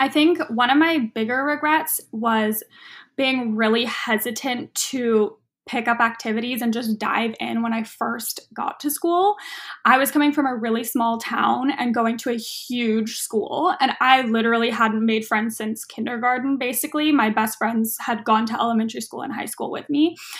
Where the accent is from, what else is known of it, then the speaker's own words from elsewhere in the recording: Los Angeles, California, United States; now in Oakland, United States; Yes, I am from Los Angeles area, but I loved the Bay Area when I went up there for college, and I'm still in Oakland.